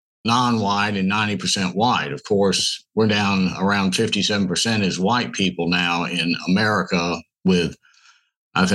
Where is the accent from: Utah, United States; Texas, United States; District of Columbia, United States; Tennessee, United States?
Tennessee, United States; Memphis; also born or lived in Minnesota; So we all moved back to Memphis, and I grew up essentially in Memphis